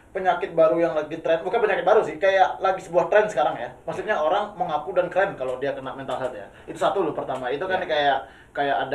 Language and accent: Indonesian; Bali, Indonesia; kan kebanyakan kita orang Bali dan Indonesia ya.